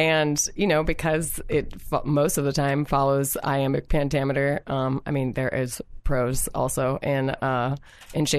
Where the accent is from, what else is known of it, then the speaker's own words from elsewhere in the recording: Falls Church, Virginia, United States; also born or lived in Washington, D.C.; I am from Falls Church, Virginia, which is a suburb of Washington, D.C. I also grew up in Washington, D.C.